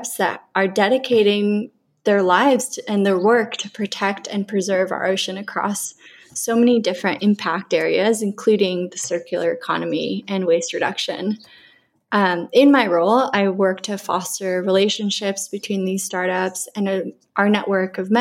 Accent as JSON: {"language": "English", "country": "Colombia", "tie": "born or raised there", "moved": "yes", "lives_now": "California, United States", "said": "growing up in Colombia, surrounded by all the lush forests and beautiful beaches and such a diverse ecosystem"}